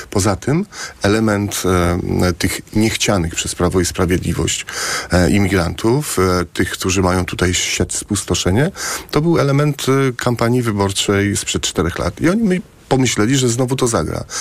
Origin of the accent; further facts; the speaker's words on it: Płock, Masovian Voivodeship, Poland; Ja jestem e, e płotczaninem. U mnie w Płocku